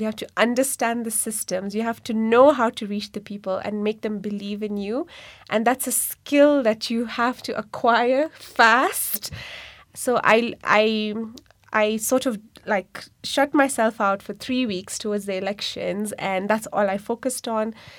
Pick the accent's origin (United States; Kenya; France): Kenya; also born or lived in India; I'm born and brought up in Kenya